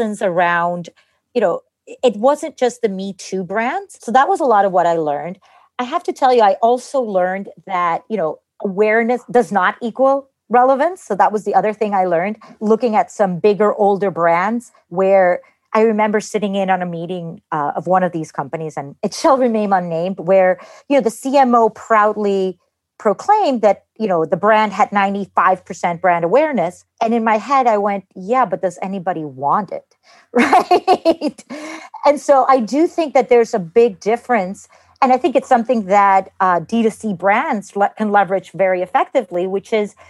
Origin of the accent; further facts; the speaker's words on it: Costa Rica; I grew up in Costa Rica. My parents are Cuban